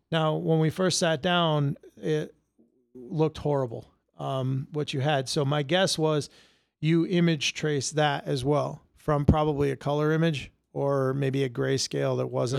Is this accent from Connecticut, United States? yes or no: yes; Connecticut, United States; Connecticut? I've been here all my life.